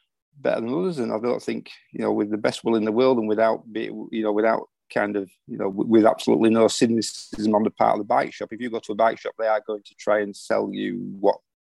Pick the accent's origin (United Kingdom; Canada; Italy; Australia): United Kingdom; Yorkshire and the Humber; being a Yorkshireman